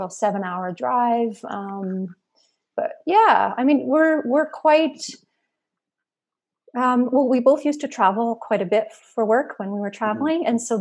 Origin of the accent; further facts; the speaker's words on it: Saskatoon, Saskatchewan, Canada; moved away as an adult; also born or lived in Athens, Georgia, United States / British Columbia; now in Alberta, Canada; I was born and raised in Saskatoon, Saskatchewan, in the prairies, went to school there, moved to actually a place called Athens, Georgia, just outside of Atlanta, Georgia, in 2000, and lived there for about 7 years